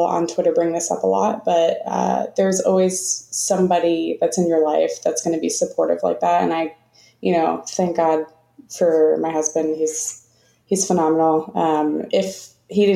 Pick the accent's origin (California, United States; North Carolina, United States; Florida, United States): Florida, United States; moved away; I'm originally from Florida